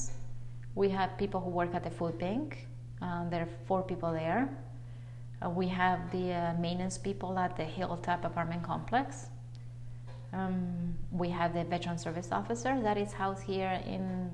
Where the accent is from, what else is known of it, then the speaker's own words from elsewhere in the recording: Buenos Aires, Argentina; moved away as an adult; also born or lived in Naselle, Washington; now in United States; Argentinian. Mm-hmm. And then I came to the state right to come to college after I graduated in Buenos Aires